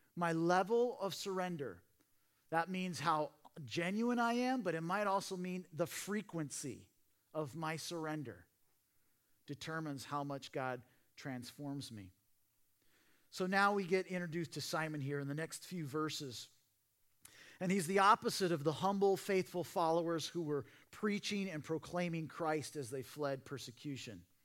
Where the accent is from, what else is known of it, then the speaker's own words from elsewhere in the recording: Portland, Oregon, United States; now in Simi Valley, United States; I grew up in Portland, Oregon